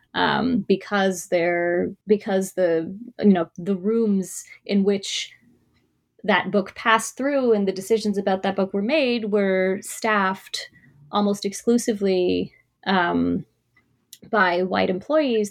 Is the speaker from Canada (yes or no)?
yes; Toronto, Ontario, Canada; I was born and raised in Toronto